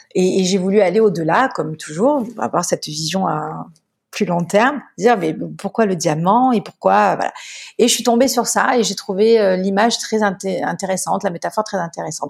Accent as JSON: {"language": "French", "town": "Marseille", "region": "Provence-Alpes-Côte d'Azur", "country": "France", "tie": "born or raised there", "said": "je suis marseillaise. J'ai grandi euh, dans le sud de la France"}